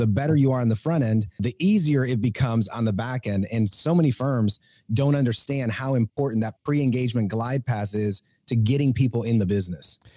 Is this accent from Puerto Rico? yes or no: yes; Puerto Rico; moved away; also born or lived in Georgia, United States; I am originally from Puerto Rico